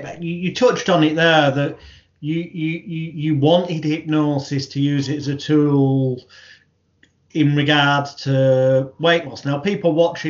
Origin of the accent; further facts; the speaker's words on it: United Kingdom; the British bad boy of hypnosis